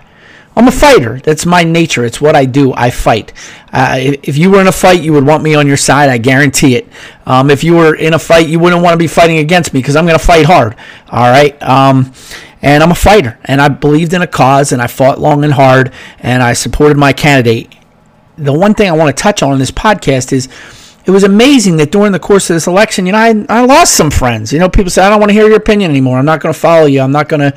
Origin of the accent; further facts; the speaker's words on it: United States; I'm an American first